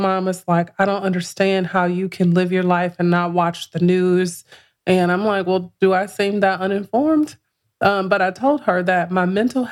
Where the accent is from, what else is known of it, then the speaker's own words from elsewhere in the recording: Chicago, Illinois, United States; now in Atlanta, United States; I'm from Chicago